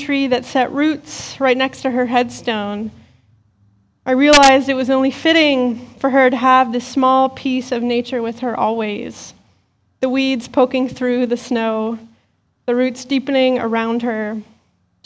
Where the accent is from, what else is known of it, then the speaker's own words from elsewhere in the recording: Western Pennsylvania, United States; As a kid growing up in Western Pennsylvania